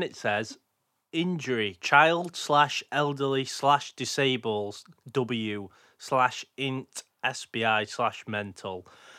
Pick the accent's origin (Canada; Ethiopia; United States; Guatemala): United States; Odessa, Texas; also born or lived in Houston; I was born in Houston, Texas, but grew up in Odessa, Texas.